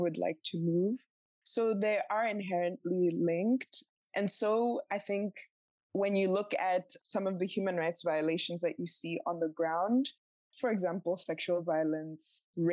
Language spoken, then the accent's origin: English; Botswana; I grew up in Botswana